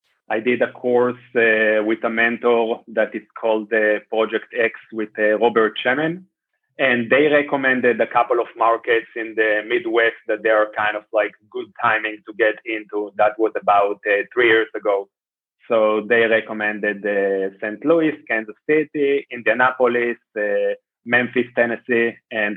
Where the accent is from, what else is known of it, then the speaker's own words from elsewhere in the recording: Israel; moved away as an adult; also born or lived in Bay Area, California, United States; I am from Israel